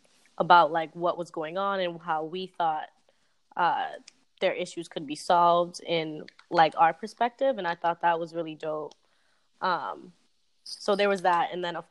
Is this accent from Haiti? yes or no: yes; Haiti; born there; Well, I was born in Haiti, so that counts.